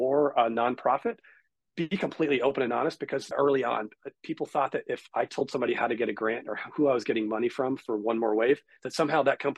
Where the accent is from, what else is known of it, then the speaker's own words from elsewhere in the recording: Southern California, United States; I grew up here in Southern California